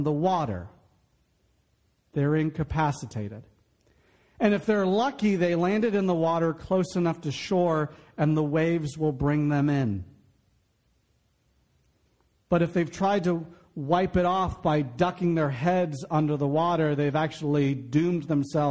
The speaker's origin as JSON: {"language": "English", "region": "Florida", "country": "United States", "tie": "born or raised there", "said": "growing up in Florida, I grew up in the 90s."}